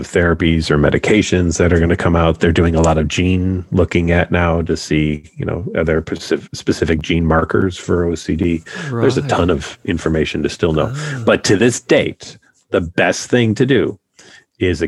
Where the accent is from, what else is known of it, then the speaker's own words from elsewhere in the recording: Chicago, Illinois, United States; I'm from Chicago